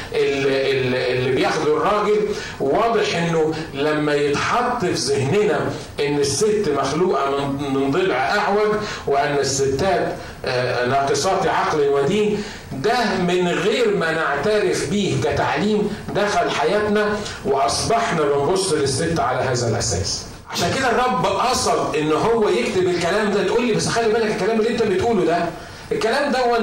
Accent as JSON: {"language": "Arabic", "country": "Egypt", "said": "عندنا في مصر"}